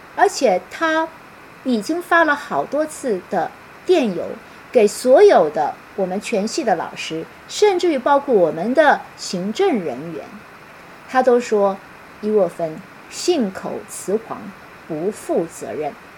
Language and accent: Chinese; Taiwan; moved away as an adult; now in Singapore; 我是出生在台湾，为了工作到新加坡，然后我的亲人、我的母亲、我的弟弟妹妹都在台湾